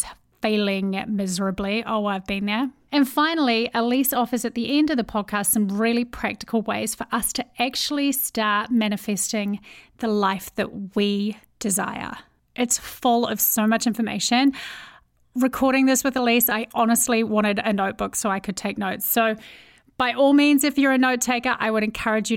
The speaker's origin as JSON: {"language": "English", "country": "New Zealand", "accent": "Kiwi", "said": "I have a Kiwi accent."}